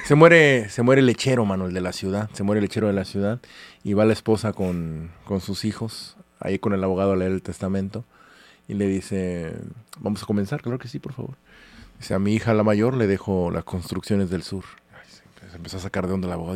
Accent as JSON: {"language": "Spanish", "town": "Córdoba", "region": "Veracruz", "country": "Mexico", "moved": "yes", "said": "desde Córdoba, que es de donde yo soy"}